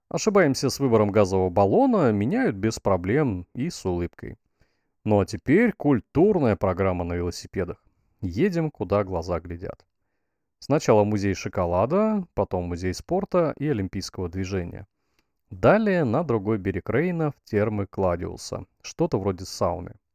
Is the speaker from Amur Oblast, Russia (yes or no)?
yes; Blagoveshchensk, Amur Oblast, Russia; Есть пиво, которое можно купить даже в городе Хэйхэ напротив моего родного города Благовещенска.